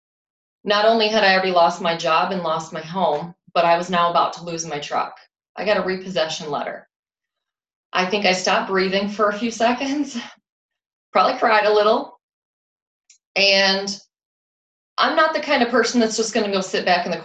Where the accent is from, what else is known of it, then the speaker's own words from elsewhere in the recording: Rockford, Illinois, United States; moved away; I'm from the Rockford, Illinois area originally when I started